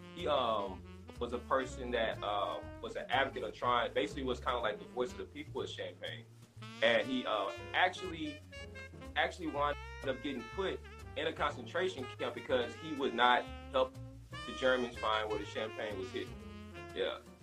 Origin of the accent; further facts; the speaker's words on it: St. Louis, Missouri, United States; moved away as an adult; also born or lived in Baton Rouge, Louisiana; now in Houston, United States; moved to Houston in 2009. I'm originally from St. Louis